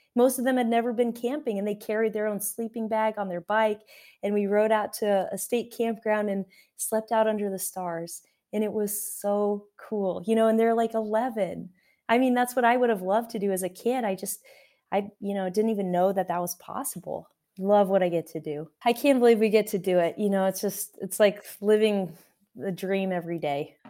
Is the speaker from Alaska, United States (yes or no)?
yes; Alaska, United States; now in Tucson, United States; I grew up in Alaska